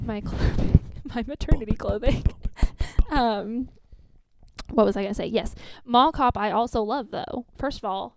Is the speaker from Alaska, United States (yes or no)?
no; Boston, Massachusetts, United States; I'm from Boston, which is close to where he's from.